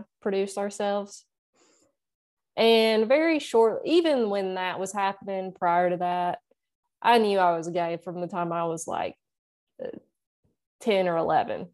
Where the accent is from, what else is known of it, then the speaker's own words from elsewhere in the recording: Nashville, Tennessee, United States; that's where I'm from. I'm in, I'm in Nashville. I've always lived here